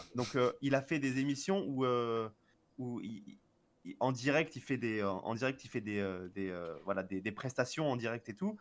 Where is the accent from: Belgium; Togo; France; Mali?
France; en tant que français